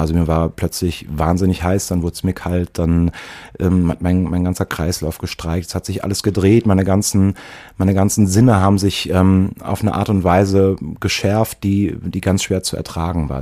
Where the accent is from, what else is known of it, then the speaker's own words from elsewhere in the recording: Eifel, near Prüm, Rhineland-Palatinate, Germany; moved away; ich bin in der Eifel aufgewachsen, auch in einem Arm der Eifel, der wirklich dünn besiedelt ist